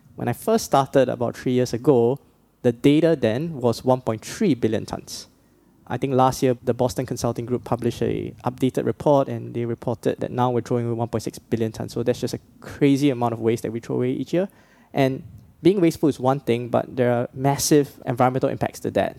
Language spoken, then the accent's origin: English; Singapore; growing up in the Singapore sort of education system